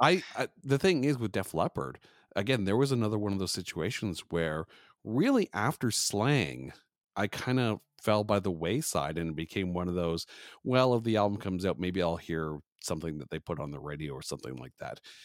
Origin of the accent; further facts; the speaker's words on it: Canada; I am a Canadian podcaster